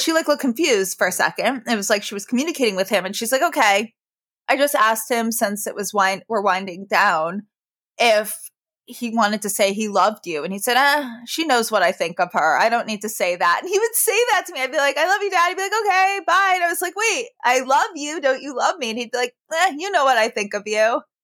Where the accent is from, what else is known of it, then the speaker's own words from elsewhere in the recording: New York, United States; I grew up in New York